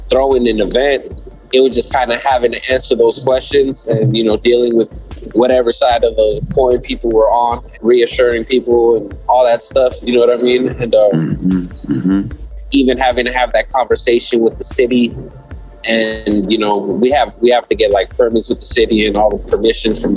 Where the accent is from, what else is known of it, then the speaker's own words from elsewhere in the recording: Ontario, California, United States; my hometown